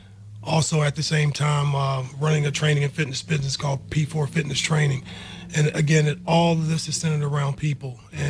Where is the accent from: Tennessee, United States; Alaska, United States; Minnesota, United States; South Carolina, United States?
South Carolina, United States; moved away as an adult; also born or lived in Virginia; now in Birmingham, United States; I'm originally from South Carolina, and yeah, I grew up there. I spent my whole life there, and I went to college at Virginia Union.